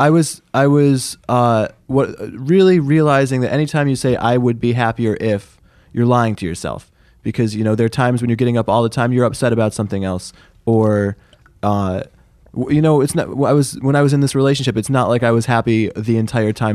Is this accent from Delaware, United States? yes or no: no; Syracuse, New York, United States; I am from Syracuse